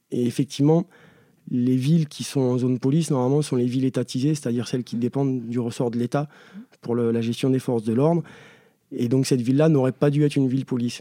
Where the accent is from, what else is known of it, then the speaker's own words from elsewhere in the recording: Ariège, Occitania, France; moved away as an adult; now in Paris, France; moi où j'ai grandi, c'est une petite exception. Euh, on va faire une petite parenthèse, mais le département de l'Ariège